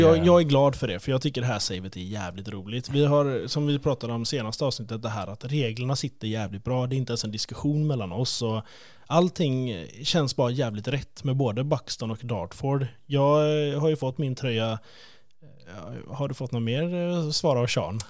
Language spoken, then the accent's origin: Swedish; Sweden; vi är från Sverige